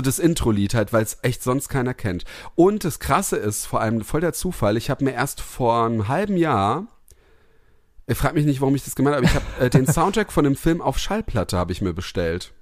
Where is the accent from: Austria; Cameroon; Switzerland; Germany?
Germany; Heppenheim, Hesse; neben Heppenheim, dann ähm, ähm, neben meinem Heimat, in meiner Heimatstadt